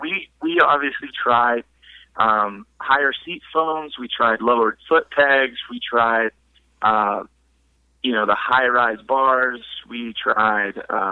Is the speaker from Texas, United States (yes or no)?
yes; Texas, United States; now in Louisville, United States; I'm from Texas. Lived a little bit all over, but Texas is definitely home.